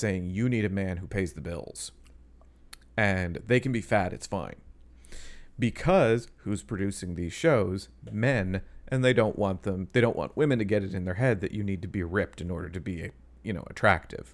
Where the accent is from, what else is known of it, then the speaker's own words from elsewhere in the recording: Canada; I'm Canadian.